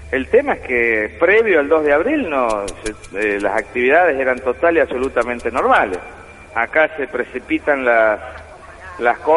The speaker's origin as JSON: {"language": "Spanish", "region": "San Luis", "country": "Argentina", "tie": "born or raised there", "said": "nací en San Luis y viví hasta los 18 años en San Luis. Hice toda la, primaria y la secundaria en San Luis."}